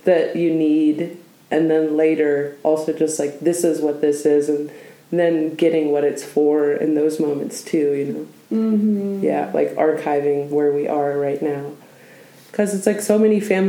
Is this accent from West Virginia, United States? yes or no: no; Oregon, United States; I was born in Oregon, where we are right now.